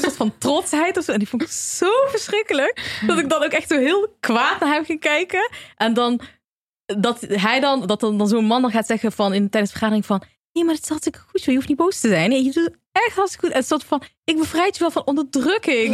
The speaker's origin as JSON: {"language": "Dutch", "town": "Eindhoven", "region": "North Brabant", "country": "Netherlands", "moved": "yes", "lives_now": "Amsterdam, Netherlands", "said": "in Eindhoven, waar ik vandaan kom"}